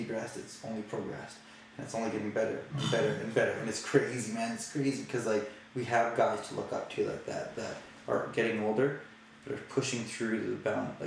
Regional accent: Calgary, Alberta, Canada; when I was growing up in Calgary

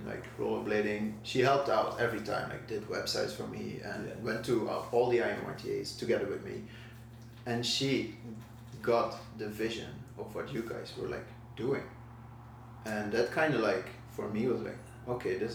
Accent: Belgium; English is a second language; moved away as an adult; now in The Hague, Netherlands; I was born in Belgium

